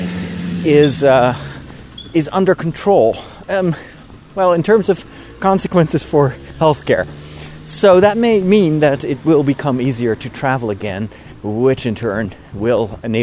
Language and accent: English; Netherlands; English is a second language; it's my home country, I'm Dutch